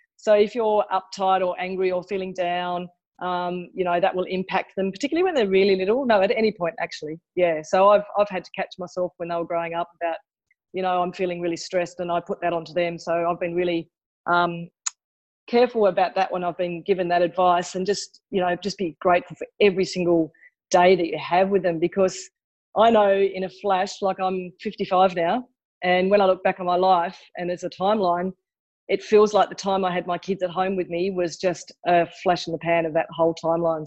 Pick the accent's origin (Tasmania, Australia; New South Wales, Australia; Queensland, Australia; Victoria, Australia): Tasmania, Australia; moved away; I grew up in Tasmania and then I moved around a lot around Australia. I've lived in four different states.